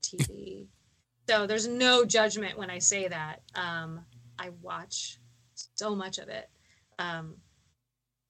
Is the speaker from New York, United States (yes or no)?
no; Texas, United States; now in Baltimore, United States; as a Texan